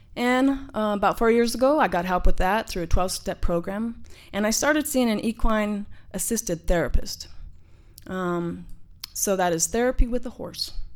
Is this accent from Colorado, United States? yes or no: yes; Denver, Colorado, United States; I grew up in Denver, Colorado, in the Sun Valley Housing Projects